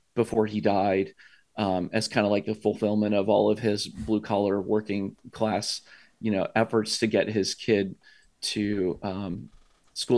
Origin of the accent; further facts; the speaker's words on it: Columbus, Ohio, United States; born and raised here in Columbus, Ohio.